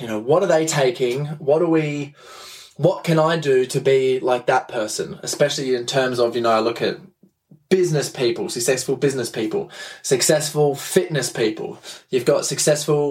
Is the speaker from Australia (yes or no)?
yes; Adelaide, South Australia, Australia; I'm from Adelaide in Australia